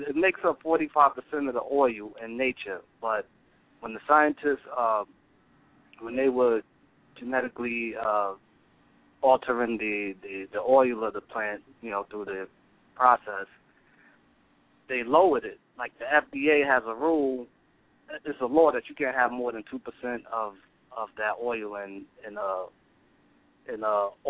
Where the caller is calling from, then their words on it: Mount Vernon, New York, United States; I'm calling from Mount Vernon, New York.